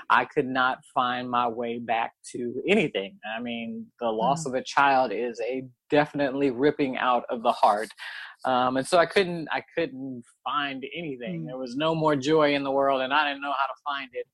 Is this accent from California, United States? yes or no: yes; Oakland, California, United States; I was born and raised in Oakland